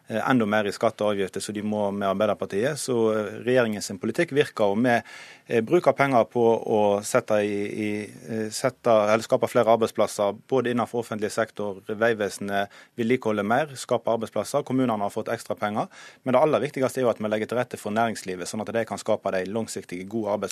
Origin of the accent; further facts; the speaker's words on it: Western Norway, Norway; Eh, og vi er fra Vestlandet vet jo hvor viktig det er med lokalt eierskap.